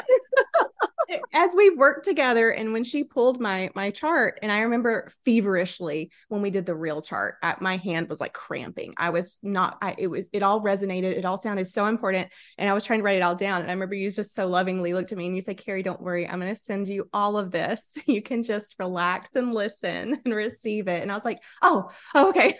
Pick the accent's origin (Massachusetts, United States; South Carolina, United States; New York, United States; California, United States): South Carolina, United States; I was born and raised in South Carolina